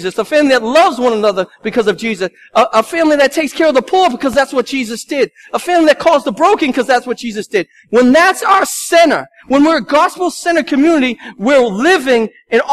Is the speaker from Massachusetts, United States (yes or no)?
yes; Lynn, Massachusetts, United States; I'm from Lynn